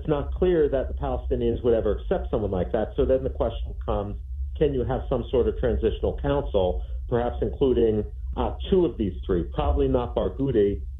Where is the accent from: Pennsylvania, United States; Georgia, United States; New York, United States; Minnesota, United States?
Pennsylvania, United States; Philadelphia; also born or lived in Afghanistan / Iran / Iraq; I grew up in the United States. I was born here in Philadelphia. I'd gone to a Quaker school